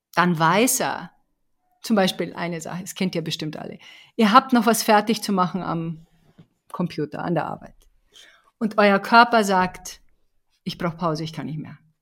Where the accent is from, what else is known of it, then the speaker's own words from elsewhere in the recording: Bavaria, Germany; ich komme aus Bayern